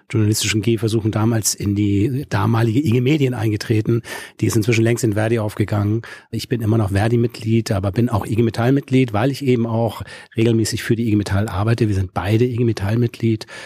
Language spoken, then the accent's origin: German; Schleswig-Holstein, Germany; born there; now in Hamburg, Germany; Ich sitze im Norden in Hamburg, äh, gebürtiger Schleswig-Holsteiner, habe es, glaube ich, so ungefähr 58 Kilometer weiter bis in die große Stadt geschafft.